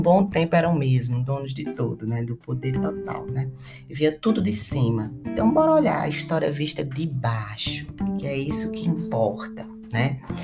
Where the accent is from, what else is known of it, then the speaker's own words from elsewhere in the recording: Brazil; países de tradição colonial, como o nosso